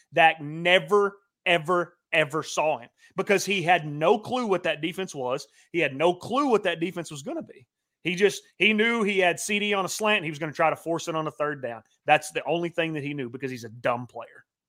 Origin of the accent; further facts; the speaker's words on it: Oklahoma, United States; moved away; my hometown